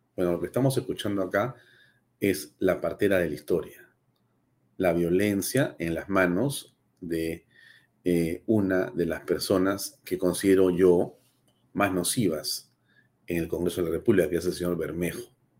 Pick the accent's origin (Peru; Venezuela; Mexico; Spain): Peru; como peruano, como ciudadano del mundo y como ciudadano de, de, de, de, del Perú